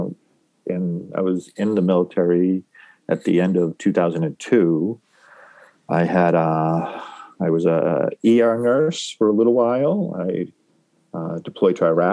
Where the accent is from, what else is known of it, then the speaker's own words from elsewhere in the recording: New England, United States; moved away as an adult; I grew up in New England and motorcycles were not part of my family.